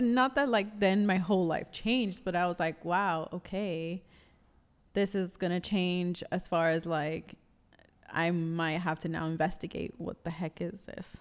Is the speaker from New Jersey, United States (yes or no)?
no; New York City, New York, United States; I am born and raised in New York City